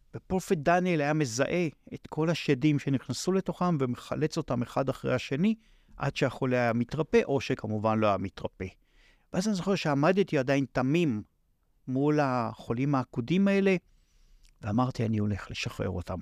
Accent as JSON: {"language": "Hebrew", "town": "Tel Aviv", "region": "Tel Aviv District", "country": "Israel", "tie": "born or raised there", "said": "אני, אה, יליד, אה, עיר שנקראת תל אביב. שם גדלתי"}